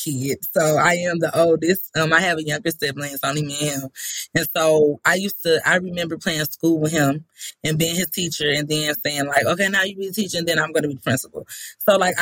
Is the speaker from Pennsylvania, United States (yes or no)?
no; Benton Harbor, Michigan, United States; also born or lived in Grambling, Louisiana; I was born and raised in Benton Harbor, Michigan